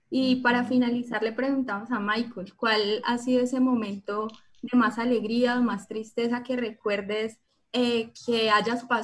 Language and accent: Spanish; Bogotá, Colombia; now in Cali, Colombia; yo soy de Bogotá, amo mi ciudad